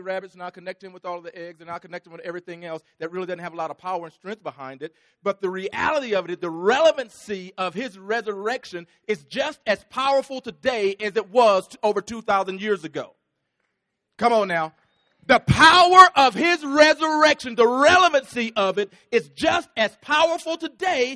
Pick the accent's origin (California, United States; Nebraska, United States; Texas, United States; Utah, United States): Texas, United States; I'm from Texas